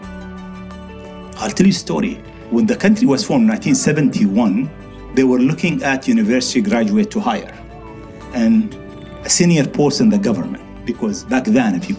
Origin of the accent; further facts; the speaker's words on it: Dubai, United Arab Emirates; I was born in the souk of Dubai, which is the market of Dubai